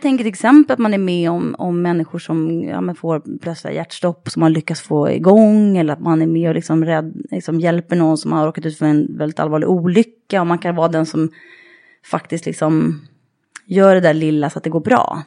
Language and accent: Swedish; Sollentuna, Stockholm County, Sweden; norr om stan, eh, i Sollentuna är jag uppvuxen.